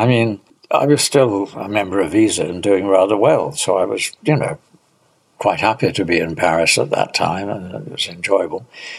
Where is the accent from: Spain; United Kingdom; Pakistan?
United Kingdom; being a Brit, I didn't say, look, I think you're a great photographer.